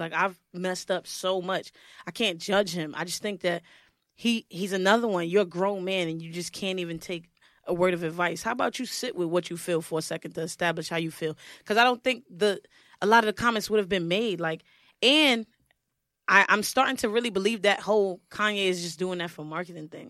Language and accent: English; New York City, New York, United States; Brooklyn. I'm from Brooklyn